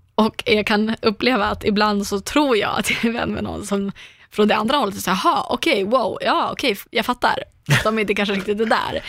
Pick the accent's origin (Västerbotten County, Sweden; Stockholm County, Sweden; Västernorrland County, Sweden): Västerbotten County, Sweden; Umeå; moved away; jag naglar hemma i Umeå